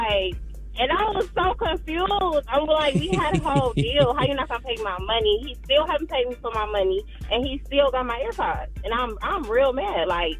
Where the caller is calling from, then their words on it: Detroit, Michigan, United States; I'm calling from Detroit. I just want to say that I want to show my city.